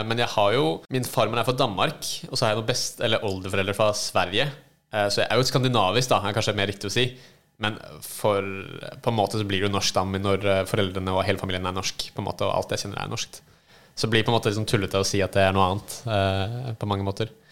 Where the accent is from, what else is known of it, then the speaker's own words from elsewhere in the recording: Oslo, Norway; also born or lived in United States; jeg er født og oppvokst i Oslo